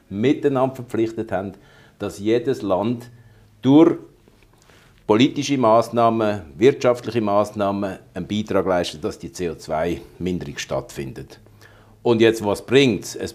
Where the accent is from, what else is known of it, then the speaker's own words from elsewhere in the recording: Switzerland; Und das finde ich eigentlich als Schweizer, Demo Schweizer demokratische Gesellschaft total komisch